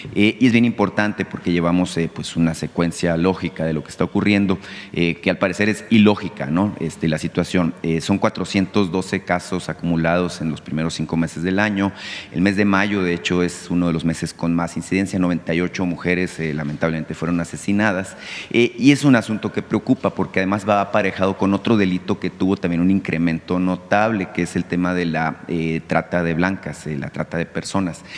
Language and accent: Spanish; Mexico; como mexicanos